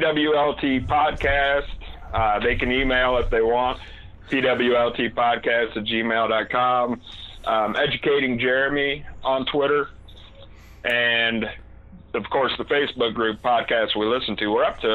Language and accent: English; New Orleans, Louisiana, United States; also born or lived in Denver; now in Wyoming, United States; I grew up in New Orleans, man. I lived in Denver. This is the smallest place I've ever lived. And yeah, I'm moving to Philly at the end of June